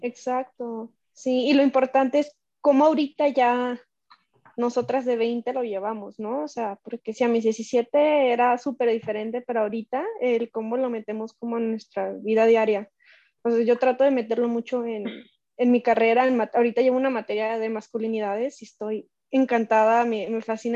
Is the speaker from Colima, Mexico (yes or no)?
yes; Colima, Mexico; en nuestro estado que somos de Colima